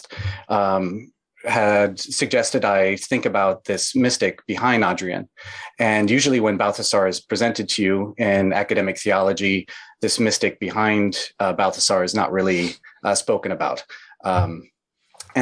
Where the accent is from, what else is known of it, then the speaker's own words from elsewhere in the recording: Midwest, United States; I grew up in the Midwest in the United States, a rural town.